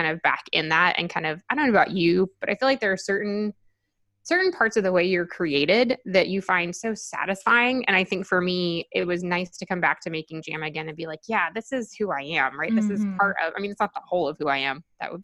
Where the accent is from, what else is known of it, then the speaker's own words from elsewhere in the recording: Arkansas, United States; now in Washington, D.C., United States; I grew up in the South and I grew up in a small-ish city